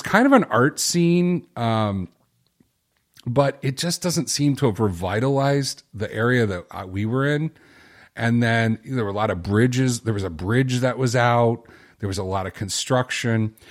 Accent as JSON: {"language": "English", "town": "Chicago", "region": "Illinois", "country": "United States", "said": "I'm from Chicago"}